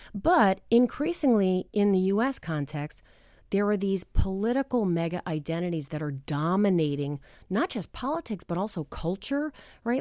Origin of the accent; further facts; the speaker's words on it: New Hampshire, United States; I am from New Hampshire